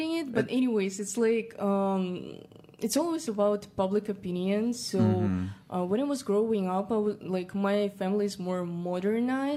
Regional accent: Kazakhstan; accent: more Russian; English is a second language; now in United States

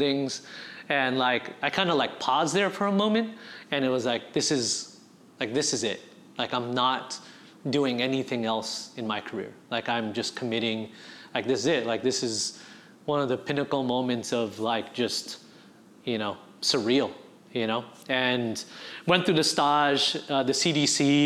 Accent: San Diego, California, United States; also born or lived in Bremerton, Washington / Bangor, Washington; born and raised in San Diego, grew up a portion up in Seattle, Bangor and Bremerton to be exact. My dad was in the military, we were on a submarine base, moved back and spent majority of my middle school and high school in San Diego

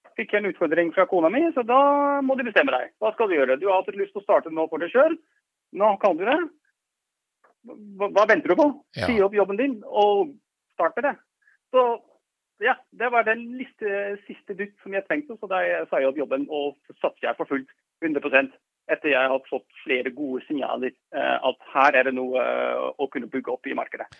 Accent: Netherlands; Norwegian is a second language; moved away as an adult; now in Norway; Jeg er jo opprinnelig fra Nederland

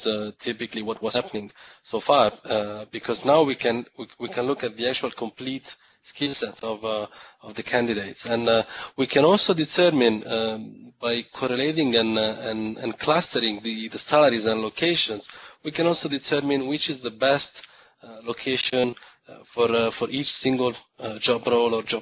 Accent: Italy; I was born in Italy.

